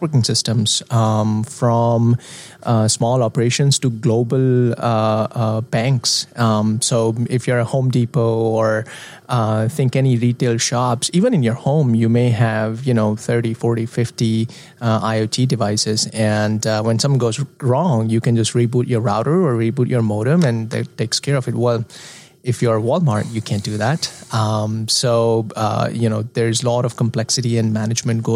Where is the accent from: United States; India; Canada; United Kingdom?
India; moved away; I am an expat from India